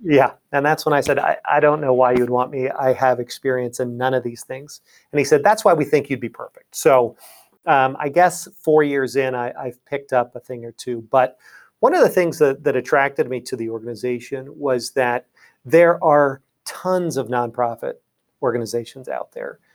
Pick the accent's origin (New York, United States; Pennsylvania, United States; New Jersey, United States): Pennsylvania, United States; Lancaster; moved away as an adult; also born or lived in Pittsburgh, Pennsylvania / Washington, D.C. area; I'm from Lancaster, Pennsylvania, originally